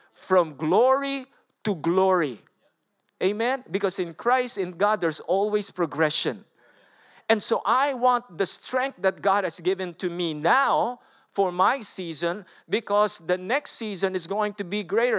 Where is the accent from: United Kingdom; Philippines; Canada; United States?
Philippines; English is a second language; moved away; I'm a Filipino. I don't know even to speak English.